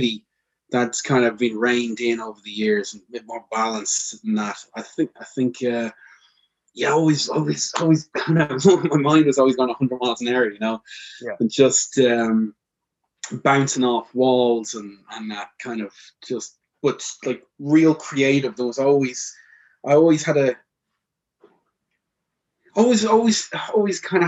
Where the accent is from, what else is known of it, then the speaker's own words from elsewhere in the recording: Dublin, Leinster, Ireland; I've born and raised in Ireland and in Dublin.